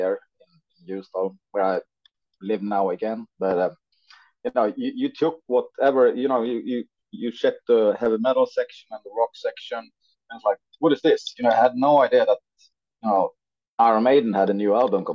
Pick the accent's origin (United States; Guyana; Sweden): Sweden; northern Sweden; a guy living in a small town in northern Sweden